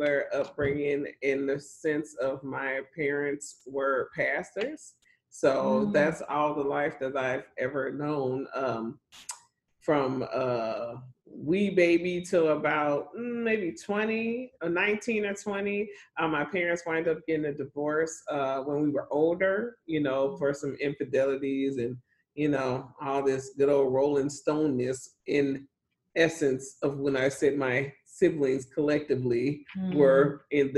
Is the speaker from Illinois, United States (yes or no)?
yes; Chicago, Illinois, United States; now in Texas, United States; I grew up in Chicago. I grew up as a little girl on the West Side. Then we got moved out.